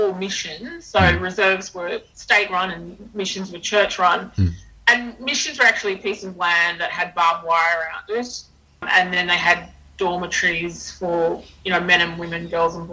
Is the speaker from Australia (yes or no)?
yes; Cherbourg, Queensland, Australia; she knew I was from Cherbourg